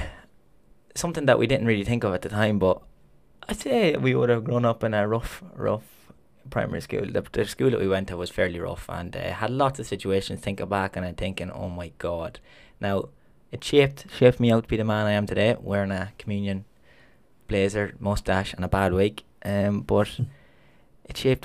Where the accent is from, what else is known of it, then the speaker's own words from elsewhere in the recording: Longford, County Longford, Ireland; I'm from Longford